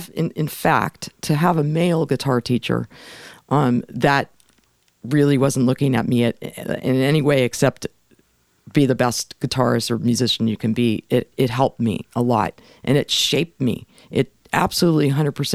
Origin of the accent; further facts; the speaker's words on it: Los Angeles, California, United States; I grew up in North Hollywood